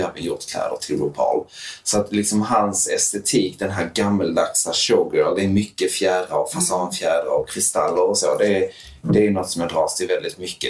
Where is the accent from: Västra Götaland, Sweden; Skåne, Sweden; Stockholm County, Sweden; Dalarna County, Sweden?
Skåne, Sweden; Höllviken; also born or lived in Malmö; Jag är uppvuxen i Höllviken, ett väldigt skyddat, liksom, nästan lite lite förskyddat